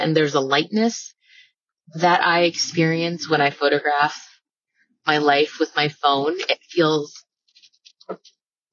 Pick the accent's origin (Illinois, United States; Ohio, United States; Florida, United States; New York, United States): Florida, United States; I grew up in Florida. It's flat.